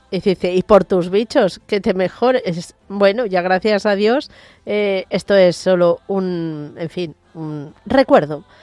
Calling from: Barcelona, Catalonia, Spain; Quería que … soy de Barcelona

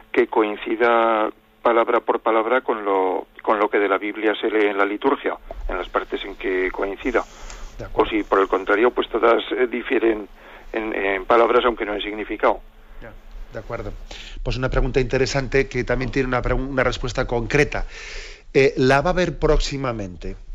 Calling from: Zaragoza, Aragon, Spain; de Zaragoza

